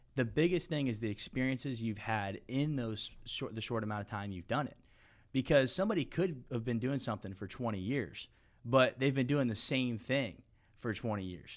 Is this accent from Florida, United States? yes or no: yes; St. Petersburg, Florida, United States; I was born and raised in Saint Pete, Florida